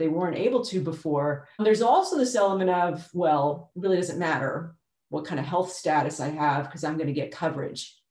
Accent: New York, United States; now in Texas, United States; I was born in New York

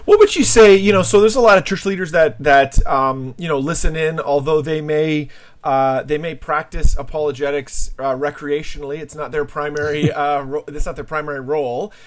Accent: Canada; also born or lived in New Jersey; I'm a Canadian as well

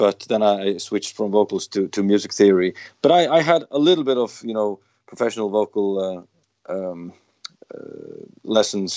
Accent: Faroe Islands; We come from the Faroe Islands in the North Atlantic

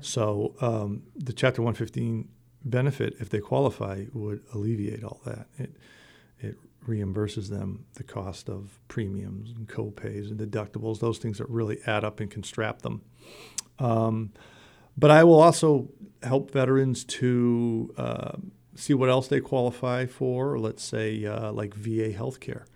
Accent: Middleborough, Massachusetts, United States; I joined, uh, the American Legion in my hometown of, uh, Middleborough

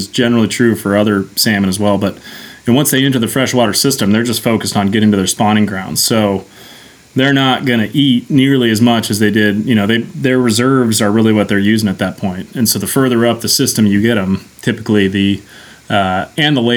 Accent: Astoria, Oregon, United States; growing up on the Columbia right outside of Astoria, we used to fish a lot.

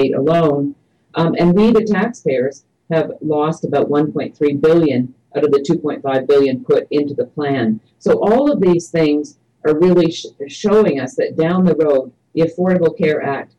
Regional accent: Canada; now in United States; I grew up in Canada under Medicare for all, single-payer

